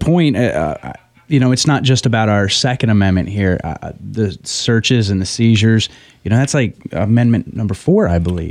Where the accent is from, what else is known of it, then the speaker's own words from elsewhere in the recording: West Virginia, United States; I'm from West Virginia